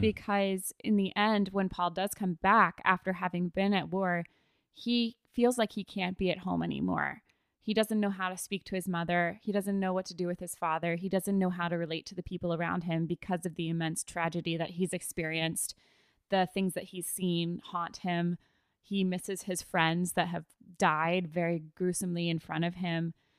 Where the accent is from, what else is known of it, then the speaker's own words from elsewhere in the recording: United States; as an American